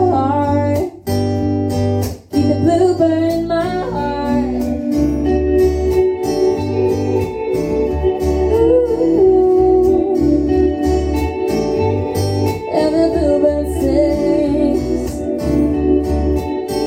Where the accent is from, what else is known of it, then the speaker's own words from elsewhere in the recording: McHenry, Illinois, United States; We are from McHenry, Illinois